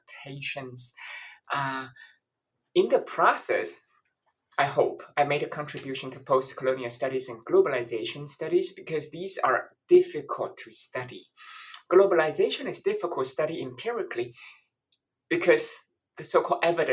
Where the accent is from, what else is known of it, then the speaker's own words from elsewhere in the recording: Taiwan; also born or lived in London; now in Washington, D.C., United States; I'm originally from Taiwan